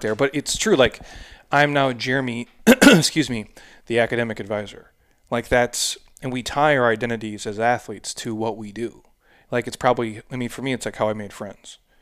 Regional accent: Midwest, United States; I'm from the Midwest

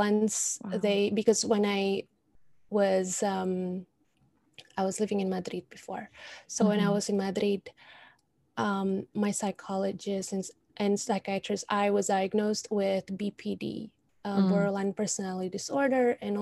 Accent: Indonesia; moved away; I'm from Indonesia

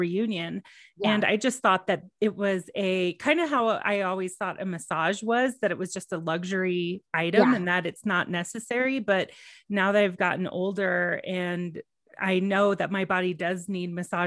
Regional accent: Texas, United States; moved away; growing up in Texas

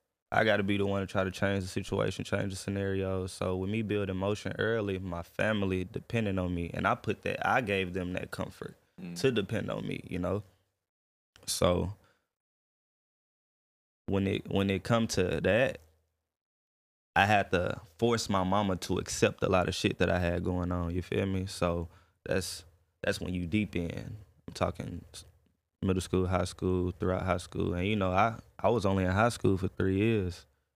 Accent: Atlanta, Georgia, United States; moved away; See, originally I'm from Atlanta. Okay. You know, my pop's from Atlanta.

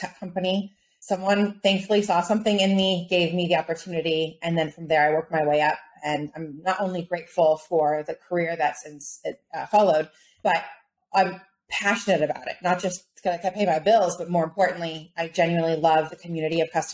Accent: Southern California, United States; I was born and raised in Southern California

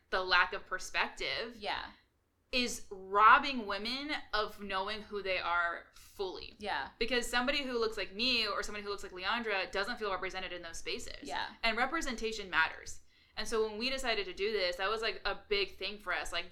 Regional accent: California, United States; we're from California

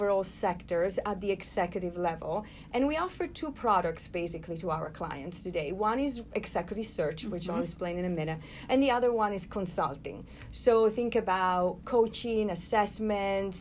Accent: Florence, Tuscany, Italy; moved away as an adult; also born or lived in New York; now in United States; I was born and raised in Florence

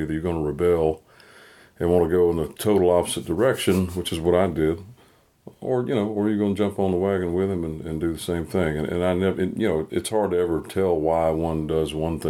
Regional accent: North Carolina, United States; I've got a thing in my hometown.

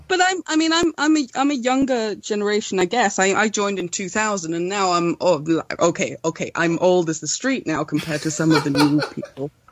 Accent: Sweden; I'm from Sweden

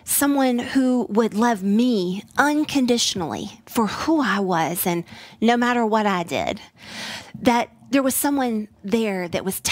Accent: Tennessee, United States; also born or lived in Midwest; now in Texas, United States; I have a lovely accent that is not Texas-based. I was born in the Midwest. I was raised in Tennessee, and I am coming alive in Texas

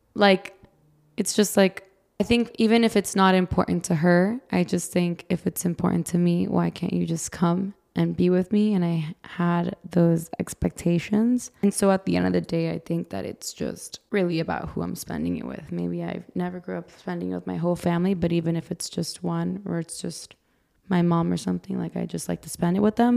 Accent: Brazil; now in United States; I'm from Brazil

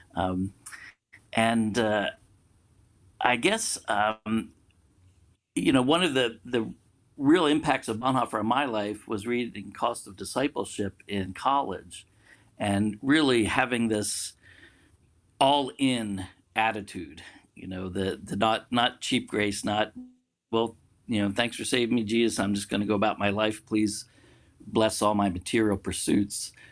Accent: outside of Philadelphia, Pennsylvania, United States; moved away as an adult; also born or lived in China; I was born and raised outside of Philadelphia

